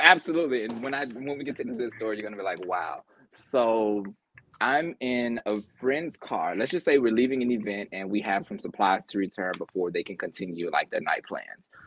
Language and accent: English; Memphis, Tennessee, United States; also born or lived in Mississippi; I'm from the South, so it's a very different threshold from Memphis by way of Mississippi